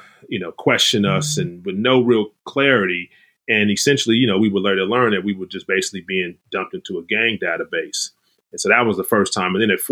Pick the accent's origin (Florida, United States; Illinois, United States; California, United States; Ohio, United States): California, United States; Los Angeles; growing up in South